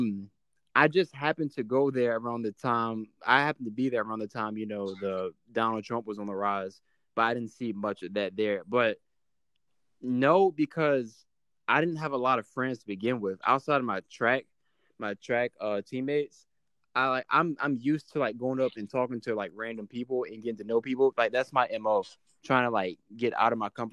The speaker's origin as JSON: {"language": "English", "town": "Chesapeake", "region": "Virginia", "country": "United States", "tie": "born or raised there", "also_born_or_lived": "Troy, Alabama", "moved": "as an adult", "said": "Chesapeake, Virginia. So I graduated high school June 2015"}